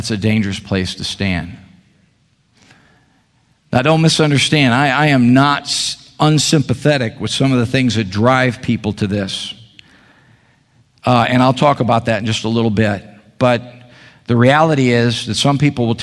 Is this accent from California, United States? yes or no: no; Chicago, Illinois, United States; now in Meridian, United States; my wife and I were born and raised in the Chicago area